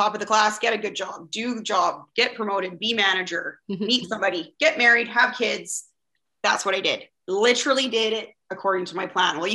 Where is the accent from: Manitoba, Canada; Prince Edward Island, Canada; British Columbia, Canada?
British Columbia, Canada; Vancouver; I'm from Vancouver, BC, Canada, and it is a gorgeous day here.